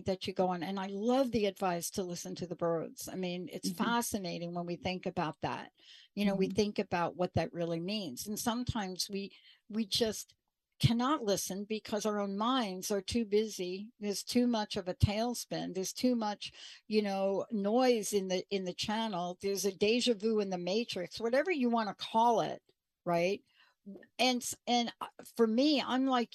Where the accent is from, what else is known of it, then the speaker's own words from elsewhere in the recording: New York, United States; also born or lived in New Jersey; now in Washington State, United States; I grew up in New York